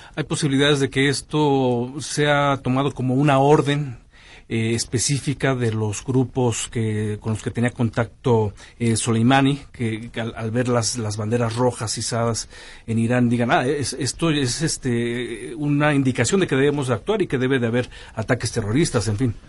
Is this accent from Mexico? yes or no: yes; Mexico